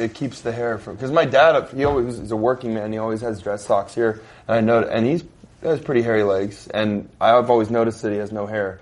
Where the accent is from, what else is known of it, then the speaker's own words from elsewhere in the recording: Las Vegas, Nevada, United States; we're from Las Vegas